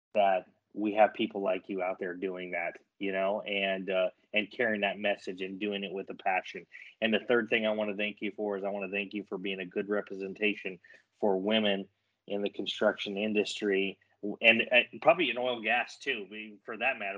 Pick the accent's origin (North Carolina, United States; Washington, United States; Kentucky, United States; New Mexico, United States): New Mexico, United States; I grew up in New Mexico, so I grew up in your backyard